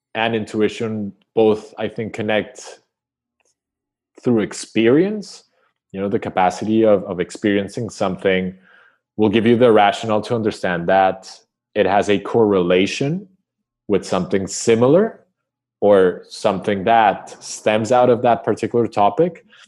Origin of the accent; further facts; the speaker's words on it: Colombia; growing up in Colombia, I suffered the war